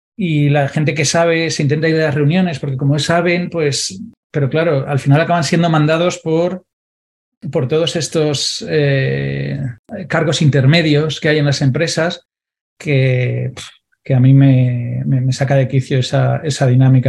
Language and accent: Spanish; Valencia, Valencian Community, Spain; yo soy de Valencia, no en el centro de Valencia